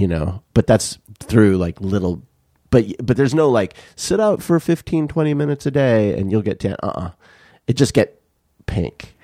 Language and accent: English; Tucson, Arizona, United States; growing up in Tucson